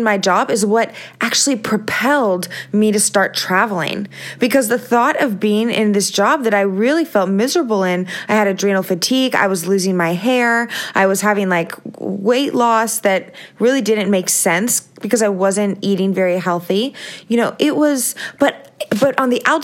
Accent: Visalia, California, United States; also born or lived in San Diego, California; I grew up in Visalia, California

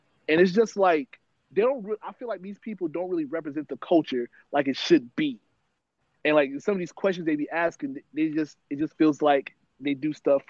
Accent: New York, United States; As a person who's from New York, who's grown up in New York

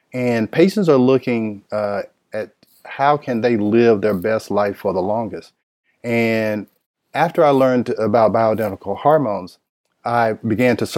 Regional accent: Nashville, Tennessee, United States; moved away as an adult; now in Atlanta, United States; I am from Nashville, Tennessee

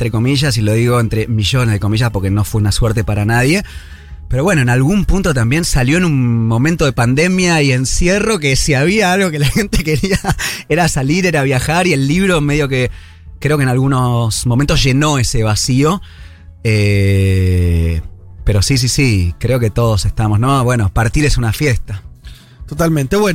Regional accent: Buenos Aires, Argentina; Yo soy de Buenos Aires, pero... total.

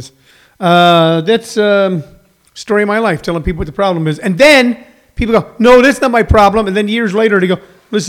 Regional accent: Midwest, United States; moved away; where I grew up in the Midwest

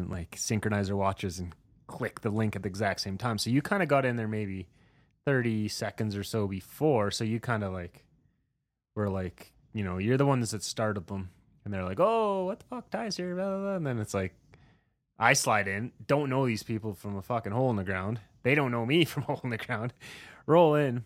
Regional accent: rural Saskatchewan, Canada; I grew up in rural Saskatchewan

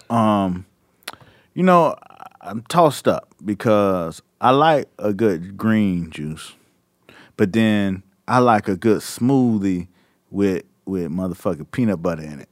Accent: Miami, Florida, United States; I'm from Miami

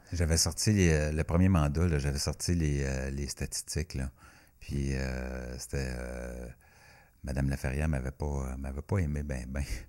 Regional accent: Buckingham, Quebec, Canada; also born or lived in Western Canada; j'aime bien mon patelin

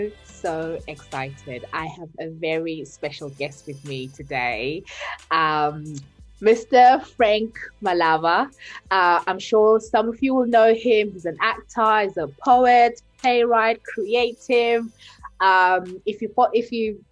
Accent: Bulawayo, Zimbabwe; we're from Zimbabwe, from Bulawayo

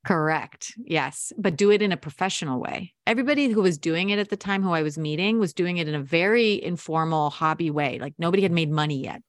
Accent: United States; also born or lived in Montevideo, Uruguay; I was born here. You know, I'm, I'm American

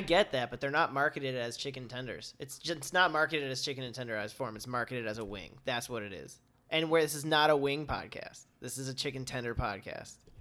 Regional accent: Midwest, United States; born or raised there; now in Los Angeles, United States

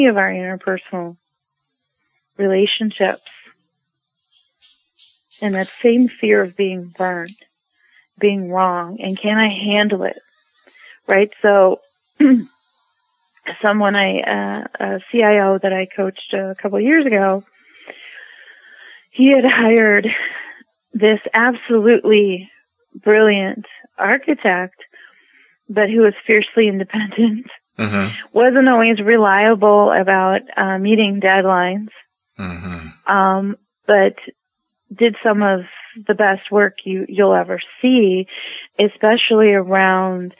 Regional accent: Midwest, United States; I'm from the Midwest

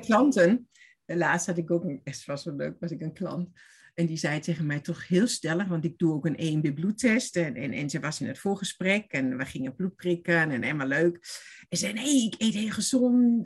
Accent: Stuttgart, Baden-Württemberg, Germany; Dutch is a second language; moved away as an adult; also born or lived in Oberstdorf / Veendam; now in Netherlands; ik kom uit Duitsland, ben geboren in Stuttgart. En ik heb gewoond ook in Stuttgart lang en in de bergen

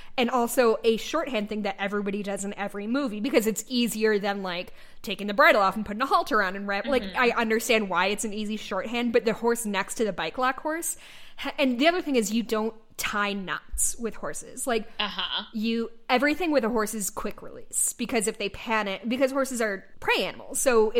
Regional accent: Georgia, United States; We're from Georgia.

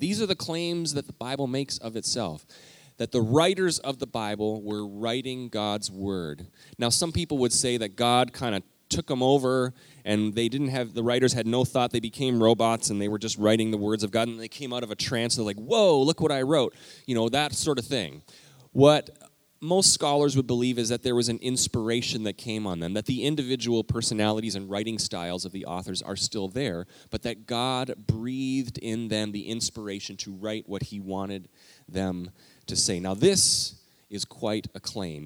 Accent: Alberta, Canada; moved away; I grew up in Alberta, Canada

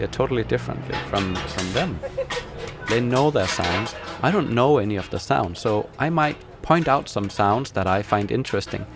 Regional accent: Denmark; from Denmark

